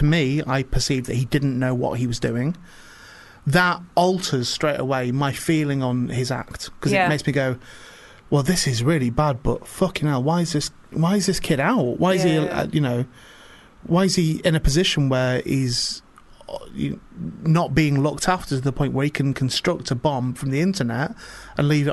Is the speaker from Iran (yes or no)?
no; St Helens, North West England, United Kingdom; also born or lived in Warrington; I'm from St Helens, so I was born